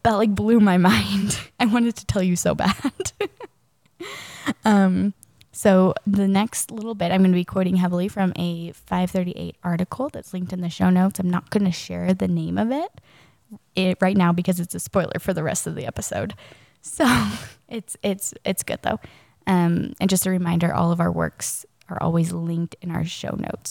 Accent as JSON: {"language": "English", "town": "Charlotte", "region": "North Carolina", "country": "United States", "tie": "born or raised there", "said": "I grew up in Charlotte, North Carolina"}